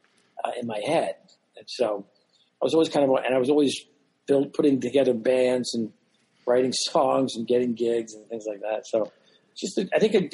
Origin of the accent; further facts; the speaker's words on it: Philadelphia, Pennsylvania, United States; I grew up in Philadelphia